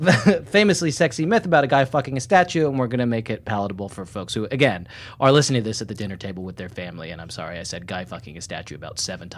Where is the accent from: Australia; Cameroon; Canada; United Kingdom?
United Kingdom; I'm British by birth, and so incredibly reticent and awkward talking about any topics like that.